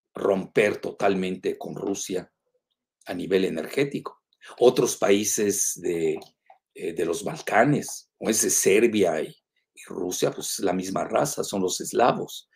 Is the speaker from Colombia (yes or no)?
no; Mexico